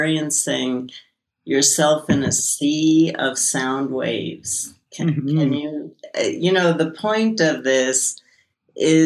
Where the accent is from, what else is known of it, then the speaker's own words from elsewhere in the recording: New York City, New York, United States; moved away; also born or lived in San Francisco; I grew up in Brooklyn, and I lived in San Francisco